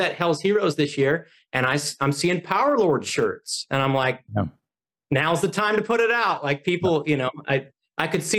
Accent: Oklahoma City, Oklahoma, United States; Oklahoma City, which that's my hometown

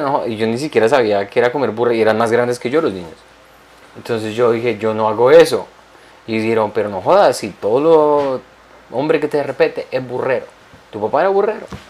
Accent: Colombia; moved away; en mi país hay una región de Colombia

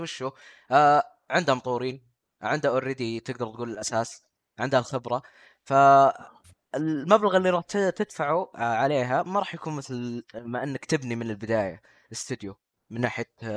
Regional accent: Saudi Arabia; عندنا في السعوديه

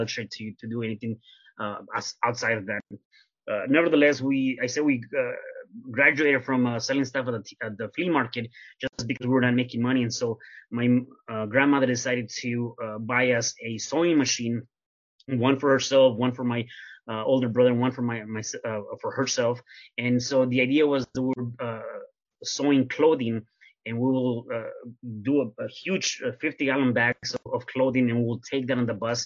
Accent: Mexico City, Mexico; now in Las Vegas, United States; I am originally from Mexico City, and I was actually born in Mexico City

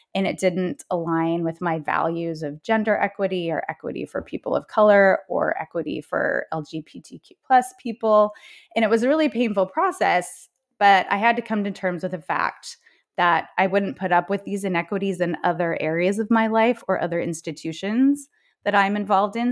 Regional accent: Salt Lake City, Utah, United States; moved away as an adult; also born or lived in Bay Area; now in New York City, United States; I was raised in Salt Lake City, Utah, as the oldest of four daughters

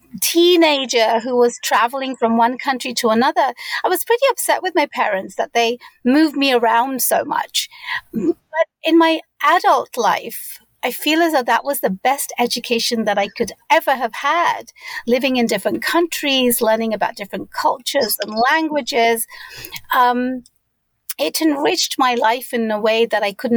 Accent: London, United Kingdom; moved away as an adult; also born or lived in Bangladesh; now in United States; I was born and raised in London, UK.

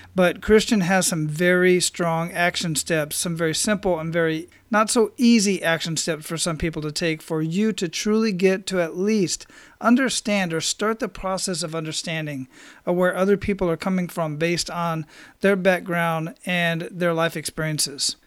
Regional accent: Arizona, United States; I grew up in Arizona

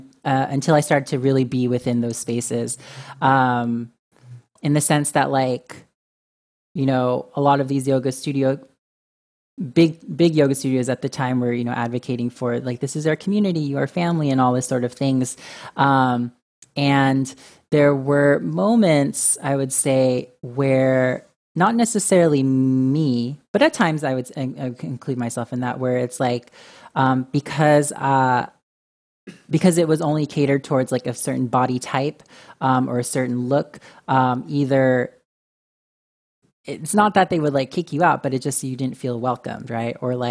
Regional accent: Philippines; as with my identity as Filipino, as male

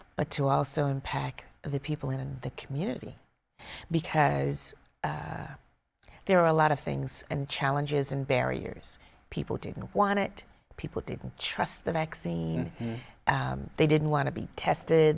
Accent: South Carolina, United States; moved away; also born or lived in Georgia; I'm from South Carolina

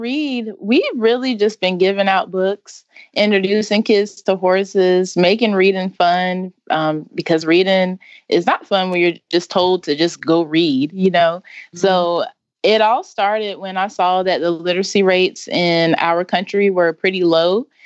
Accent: Wendell, North Carolina, United States; I'm from Wendell, North Carolina.

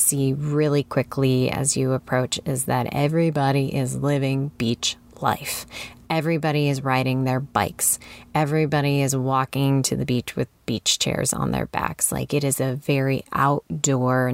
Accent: Illinois, United States; moved away; I'm from Illinois

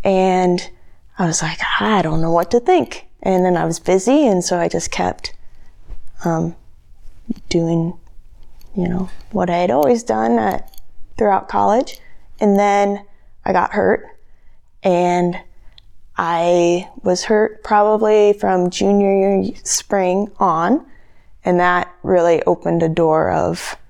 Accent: Mission Hill, South Dakota, United States; I grew up just outside of Mission Hill, South Dakota, which is outside of Yankton, about 5 minutes

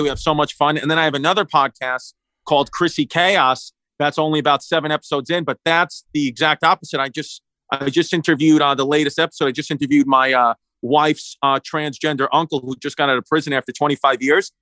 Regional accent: United States; I grew up in the United States of America

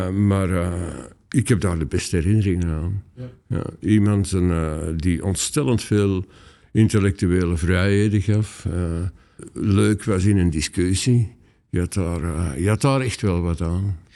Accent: Antwerp area, Flanders, Belgium; moved away as an adult; also born or lived in Leuven; ik kom eigenlijk oorspronkelijk uit het Antwerpse

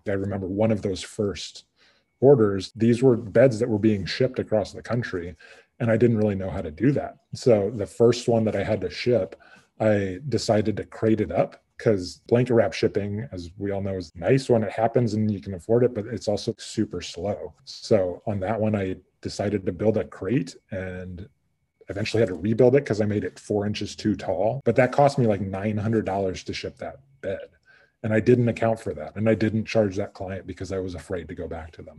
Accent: Midwest, United States; moved away as an adult; also born or lived in Montana; I'm originally from the Midwest

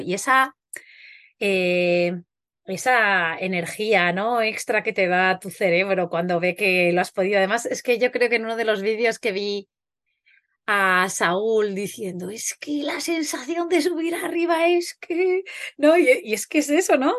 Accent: Huesca, Aragon, Spain; soy de Huesca

